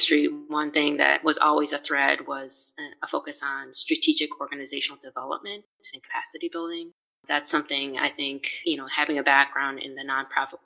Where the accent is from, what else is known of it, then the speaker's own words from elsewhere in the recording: Chicago area, Illinois, United States; I'm from the Chicago area, came from a pretty diverse town and sort of region right outside of Chicago